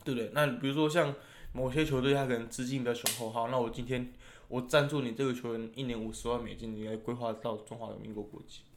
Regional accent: Taiwan; 我们台湾人

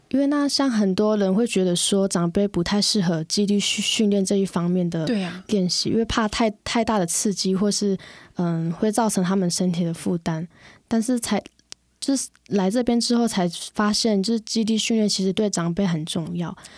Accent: Xinyi, Nantou County, Taiwan; 来自南投新乡的布农族

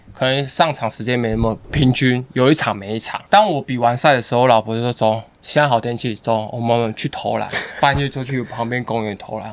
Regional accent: Keelung, Taiwan; 我们在基隆

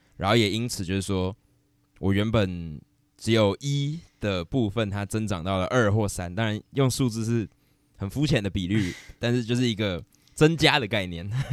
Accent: Taiwan; 我是台湾人

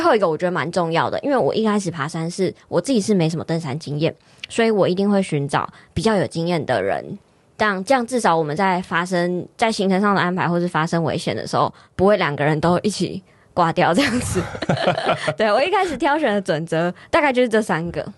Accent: Taipei, Taiwan; 我是在台北土生土长嗯。的小孩

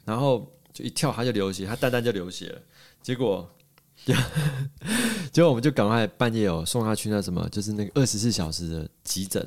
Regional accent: Taiwan; moved away; 所以我台湾人在这个时候，在机要关头，我不能回家

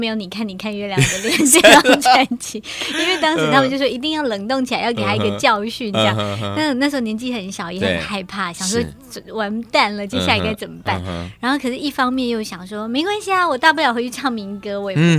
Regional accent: Taichung, Taiwan; moved away; also born or lived in Taipei; 因为我是台中人。

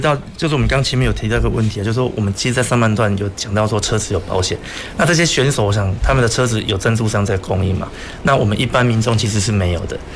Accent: Taiwan; 我是来自台湾

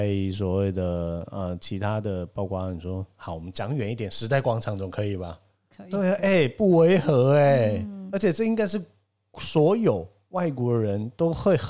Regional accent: Tainan, Taiwan; 我是身为台南人的

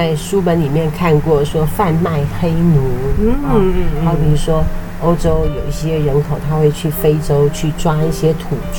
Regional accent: Taiwan; 我们台湾人竟然。

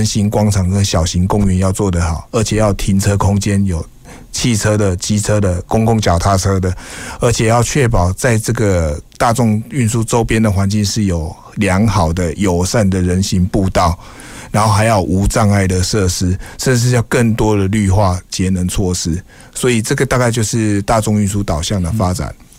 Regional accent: Kaohsiung, Taiwan; 因为我本身是土生土长的高雄人，所以对高雄一定的期许跟盼望。

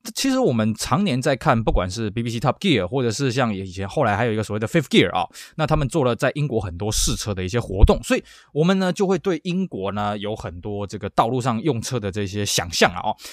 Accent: Taiwan; 尤其在我们台湾这边

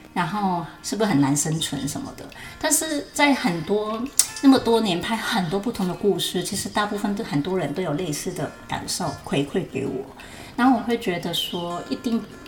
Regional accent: Hong Kong; moved away as an adult; also born or lived in Longtan, Taoyuan, Taiwan; now in Taoyuan, Taiwan; 我在香港长大，然后嗯。一个机缘就是，呃， 那个时候就是因为结婚，所以来到台湾

